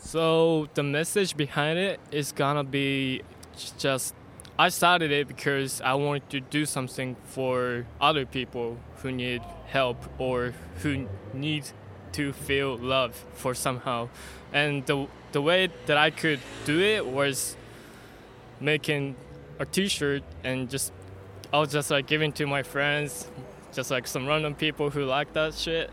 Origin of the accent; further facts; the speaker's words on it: Japan; I'm from Japan